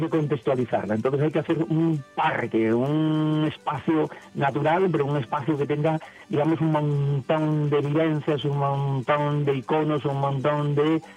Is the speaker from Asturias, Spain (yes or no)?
yes; Navia, Asturias, Spain; yo soy un castreño de Navia, soy un mm. castreño, siempre me he definido así